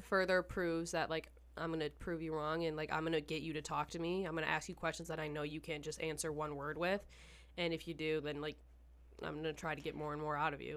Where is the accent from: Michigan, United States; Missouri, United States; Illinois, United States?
Michigan, United States; Detroit; I'm from Michigan